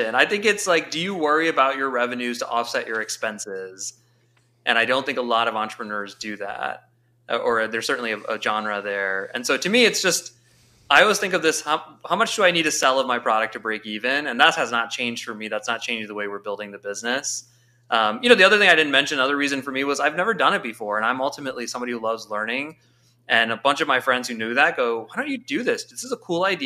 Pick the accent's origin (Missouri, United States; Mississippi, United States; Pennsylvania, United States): Missouri, United States; St. Louis; moved away; born and raised in St. Louis, very proudly. And I was away for 18 years, and I actually just moved back